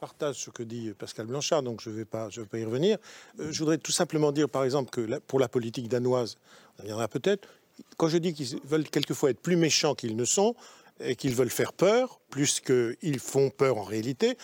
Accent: France; on est français ensemble, hein, avec Mme Bastier, on est français

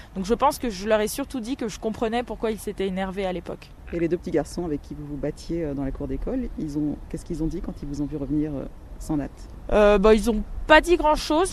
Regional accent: Orléans, Centre-Val de Loire, France; also born or lived in Guadeloupe; À cette époque, euh, j'étais écolière à Orléans. je suis née en Guadeloupe. je suis arrivée en métropole quand j'avais 7 ans.

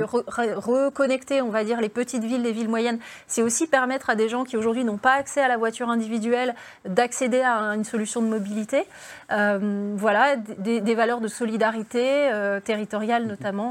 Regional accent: Belfort, Bourgogne-Franche-Comté, France; j'ai grandi à Belfort, en face des usines Alstom

